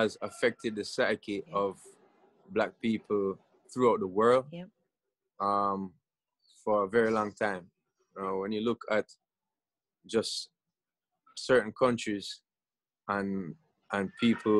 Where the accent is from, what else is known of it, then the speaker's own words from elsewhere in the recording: Jamaica; I grew up in Jamaica